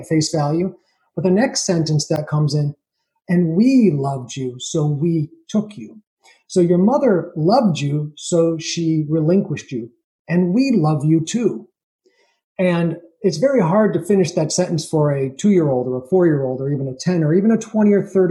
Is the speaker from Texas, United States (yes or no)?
no; Schenectady, New York, United States; But I was born in New York in a place called Schenectady, New York, which is upstate near Albany, the capital